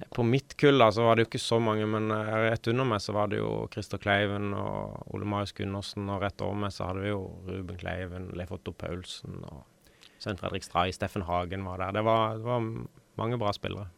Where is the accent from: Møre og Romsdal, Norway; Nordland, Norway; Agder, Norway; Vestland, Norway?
Agder, Norway; Kristiansand; det er der jeg vokste opp. så hver gang det er flom i Kristiansand